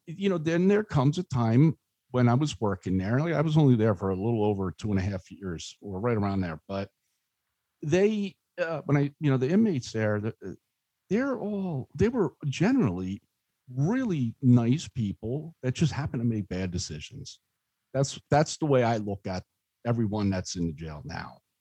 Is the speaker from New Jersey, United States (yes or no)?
yes; Spotswood, New Jersey, United States; I grew up in Spotswood